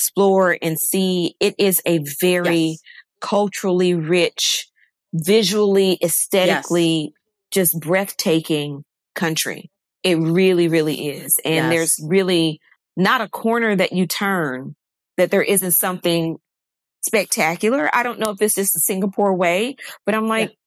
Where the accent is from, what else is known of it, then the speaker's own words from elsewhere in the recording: Chattanooga, Tennessee, United States; moved away as an adult; also born or lived in Indianapolis; I'm from Chattanooga, Tennessee, which is a beautiful, beautiful city. I love my hometown